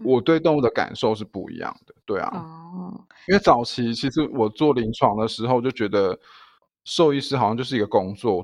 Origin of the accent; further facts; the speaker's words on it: Taichung, Taiwan; also born or lived in Taipei / Kaohsiung; 我回台中的时候就是白天有，就是有一份工作，就是在医院，动物医院上班，然后晚上在肉品市场服务